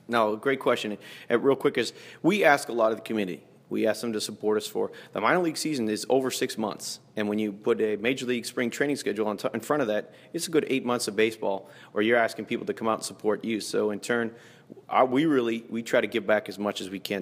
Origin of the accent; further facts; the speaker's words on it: Toronto, Ontario, Canada; moved away as an adult; now in Fort Myers, United States; I grew up in Toronto